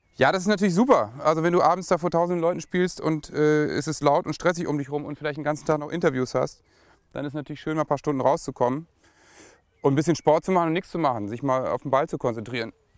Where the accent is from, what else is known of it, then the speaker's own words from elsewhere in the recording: Lower Saxony, Germany; bei uns in Niedersachsen